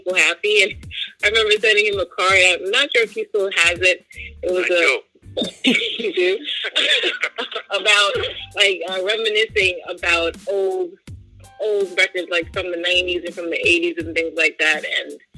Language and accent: English; New York City, New York, United States; growing up in the Bronx, and even though I was more involved in school and in church